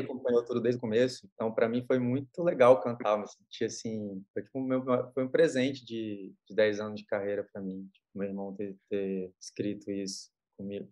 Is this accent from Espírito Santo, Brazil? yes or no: yes; Espírito Santo, Brazil; eu, como capixaba, sou